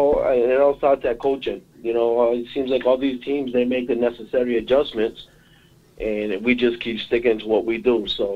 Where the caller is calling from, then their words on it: Boston, Massachusetts, United States; Well, this is I'm representing from Boston, man.